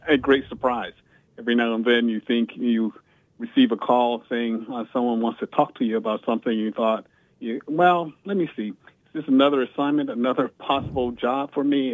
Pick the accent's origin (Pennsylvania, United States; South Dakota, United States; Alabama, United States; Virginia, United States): Virginia, United States; I grew up in the segregated South. I was born in 1955 in Virginia